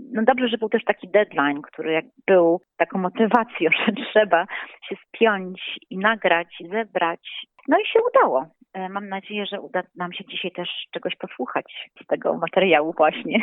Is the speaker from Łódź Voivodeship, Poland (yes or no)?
no; Warsaw, Masovian Voivodeship, Poland; jestem z Warszawy